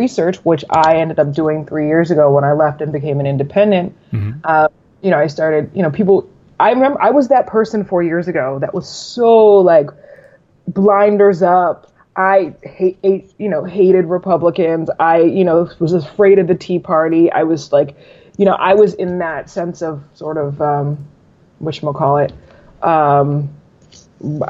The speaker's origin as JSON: {"language": "English", "region": "Maryland", "country": "United States", "said": "Maryland is one of the first, you know, 13 colonies. We're what they say, the northernmost southern state"}